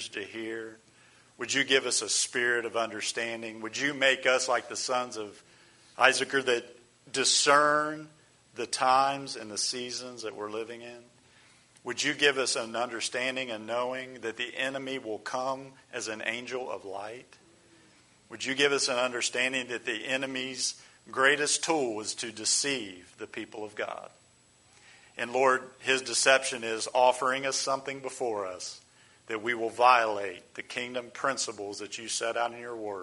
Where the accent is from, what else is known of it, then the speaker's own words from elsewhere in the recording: United States; we as American Christians